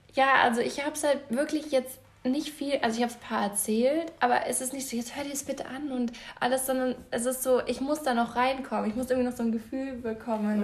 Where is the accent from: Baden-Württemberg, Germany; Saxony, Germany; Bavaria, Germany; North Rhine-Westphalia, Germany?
Bavaria, Germany; Munich; also born or lived in Passau; ich bin ja in Giesing auch groß geworden